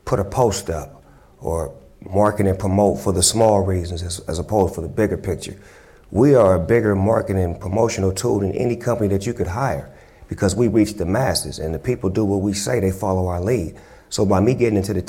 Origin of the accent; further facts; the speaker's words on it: California, United States; I'm from California, so I'm from the ping pong up to the Bay, back